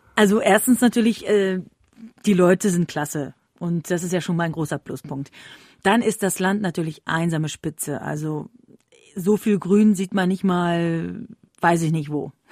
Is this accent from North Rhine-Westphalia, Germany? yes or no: no; Berlin, Germany; ich komme ja nämlich ursprünglich aus Berlin